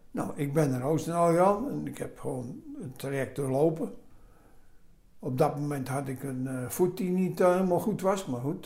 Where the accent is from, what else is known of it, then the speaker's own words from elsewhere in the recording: Amsterdam, North Holland, Netherlands; accent: Amsterdam; moved away as an adult; also born or lived in Roosendaal / Oude Bosch; now in Oudenbosch, Netherlands; Opgegroeid in Amsterdam